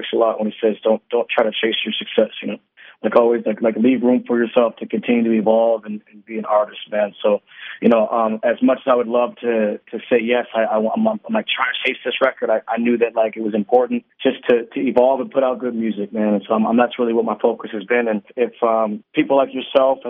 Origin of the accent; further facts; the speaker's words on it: Seattle, Washington, United States; Born and raised here. Still living here. I'm calling you right now from my studio here in Seattle